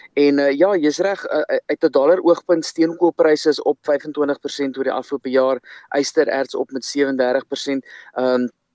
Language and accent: Afrikaans; South Africa; vir ons as Suid-Afrikaners